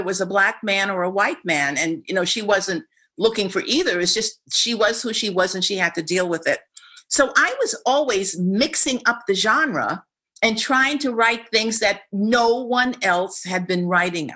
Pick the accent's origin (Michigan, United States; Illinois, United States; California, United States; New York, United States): New York, United States; I was raised in New York, which is arguably one of the most integrated cities in the universe